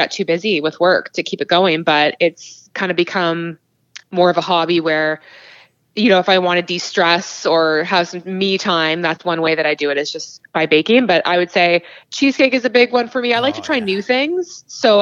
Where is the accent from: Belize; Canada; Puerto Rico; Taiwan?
Canada; Cambridge, Ontario; I'm actually from Cambridge, so about an hour west of Toronto